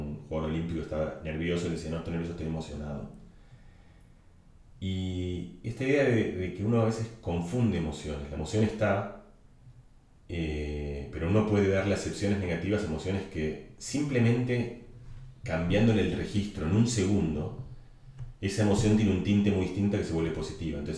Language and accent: Spanish; Argentina; accent: Catalan; yo con mi acento eh, catalán, porque tenía un acento catalán, le empecé a gritar a, los, no ni siquiera a Maradona, sino a los monos de seguridad de Maradona, Diego, soy argentino, Diego, soy argentino